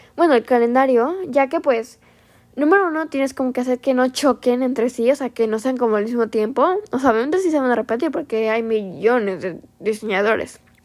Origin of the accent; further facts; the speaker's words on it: Veracruz, Mexico; ella es de Veracruz, de hecho, igual que yo